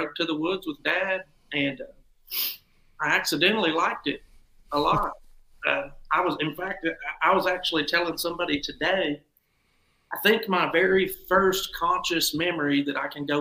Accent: Crossville, Tennessee, United States; I'm from Crossville, Tennessee. I've grown up here my whole life.

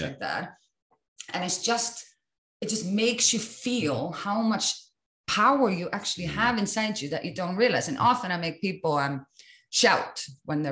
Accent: Iceland; I come from Iceland

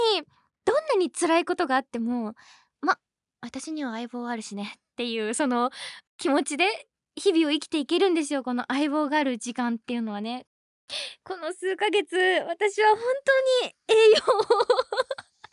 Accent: Wakayama, Japan; 出身地は、みーたんと一緒の和歌山県

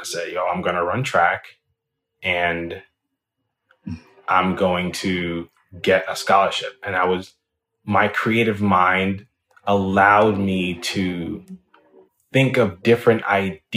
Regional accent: Jamaica; now in United States; being a young boy growing up in Jamaica

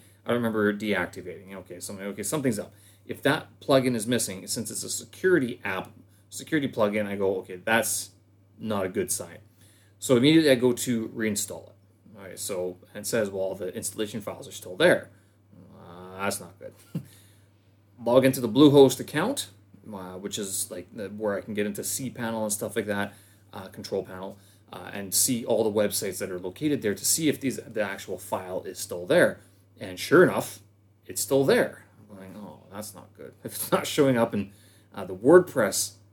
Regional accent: Canada; moved away as an adult; now in Beijing, China; I'm a Canadian expat situated here in Beijing, China.

